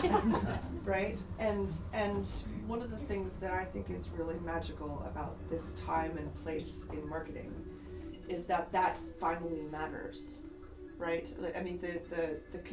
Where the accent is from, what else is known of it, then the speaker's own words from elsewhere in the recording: United States; I'm American